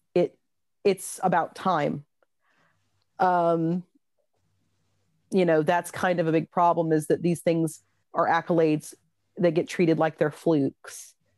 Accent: United States; moved away as an adult; now in Wexford, Ireland; I'm an American

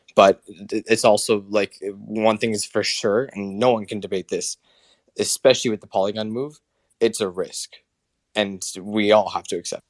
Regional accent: Canada; all my fellow Canadians

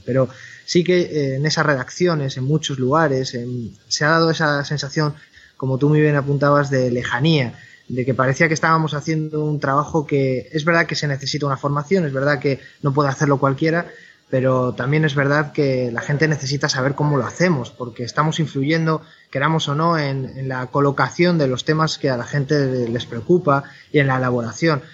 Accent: Valladolid, Castile and León, Spain; moved away as an adult; also born or lived in Madrid; now in Galicia, Spain; Yo soy de Valladolid, estudié periodismo en Valladolid

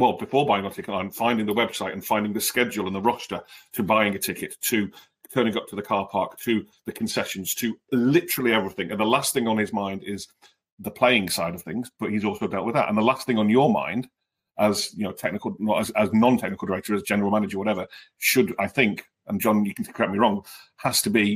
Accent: United Kingdom; moved away as an adult; now in United States; as a Brit, where I lived before I moved over here

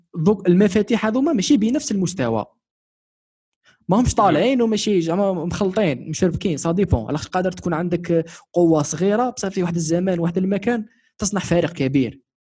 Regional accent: Algeria; انا كشخص كمواطن جزائري شغل 21 سنه تاع في تاريخ في تاريخي عايش في الجزائر

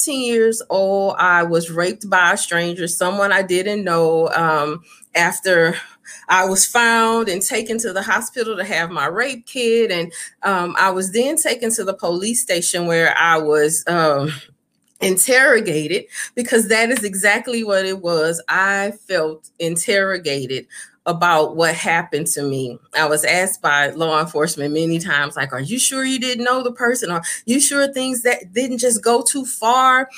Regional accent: Baton Rouge, Louisiana, United States; moved away; being raised in Louisiana

